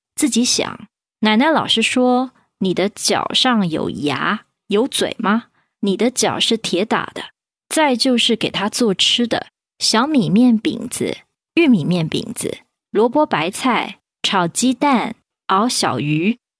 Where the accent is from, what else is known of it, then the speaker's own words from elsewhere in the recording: Taipei, Taiwan; 我们台北就讲梅